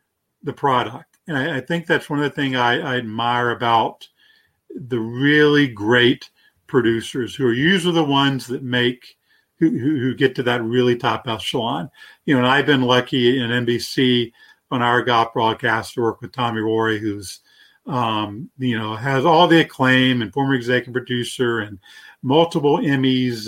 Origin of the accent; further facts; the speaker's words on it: North Carolina, United States; I'm from North Carolina